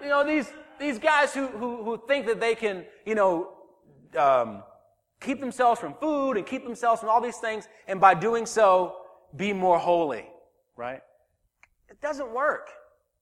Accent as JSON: {"language": "English", "region": "the South", "country": "United States", "tie": "born or raised there", "moved": "yes", "said": "I grew up in the South"}